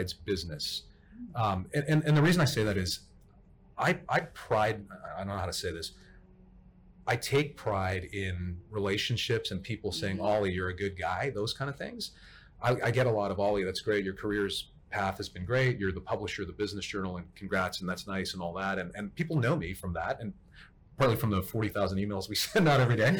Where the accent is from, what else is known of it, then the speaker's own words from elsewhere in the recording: Toronto, Ontario, Canada; now in Dallas, United States; I grew up in Toronto, Canada